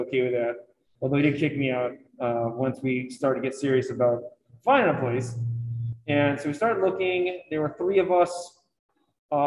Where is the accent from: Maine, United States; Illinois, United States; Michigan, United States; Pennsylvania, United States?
Maine, United States; Harpswell; I grew up in Hapswell, where we had our own lighthouse